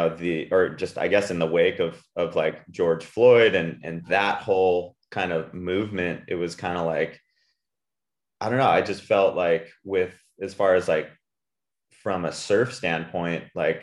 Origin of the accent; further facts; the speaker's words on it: Puerto Rico; Like I grew up in Puerto Rico and my wife's Australian and we were living in California for the last 5 years.